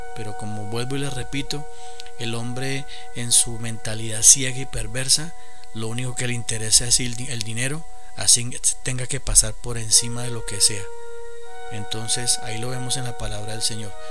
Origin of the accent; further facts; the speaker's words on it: Colombia; Acá en mi, en mi país